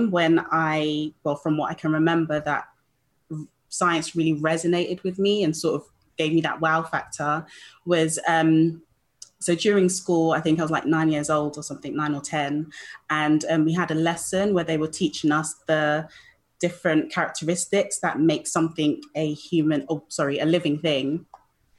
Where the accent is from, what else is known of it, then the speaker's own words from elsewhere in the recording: London, United Kingdom; accent: British; Born and raised in London in the UK